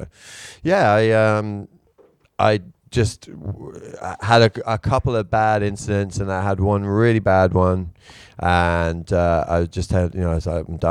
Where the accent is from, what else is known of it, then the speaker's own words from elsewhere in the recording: England, United Kingdom; accent: British; moved away as an adult; also born or lived in London; now in Tokyo, Japan; I moved away from England